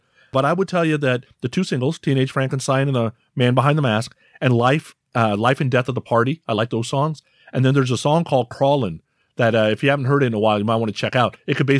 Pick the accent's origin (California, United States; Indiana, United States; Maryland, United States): California, United States; San Francisco; I'm from San Francisco